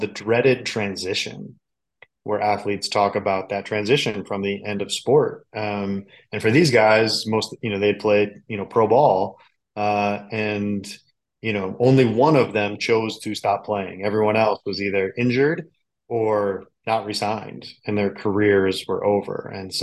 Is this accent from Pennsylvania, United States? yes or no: no; Chicago, Illinois, United States; I grew up in the Chicagoland area.